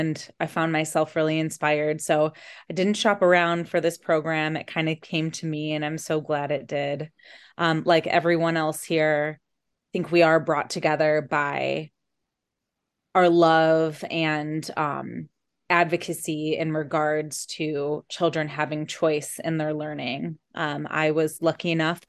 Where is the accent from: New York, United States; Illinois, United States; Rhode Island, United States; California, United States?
Illinois, United States; Geneva; also born or lived in Chicago, Illinois; I'm from Geneva, Illinois, by way of Chicago, Illinois